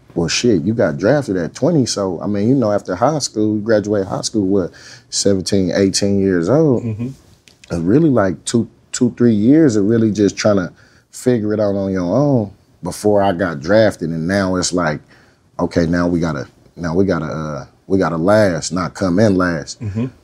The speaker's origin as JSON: {"language": "English", "town": "Oakland", "region": "California", "country": "United States", "said": "I'm from Oakland"}